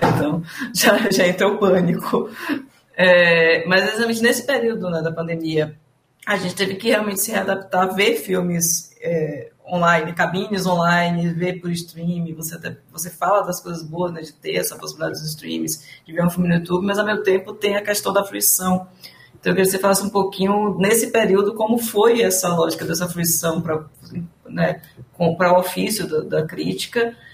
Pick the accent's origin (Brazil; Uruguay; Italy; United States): Brazil; Bahia; accent: baiano; Eu sou baiana.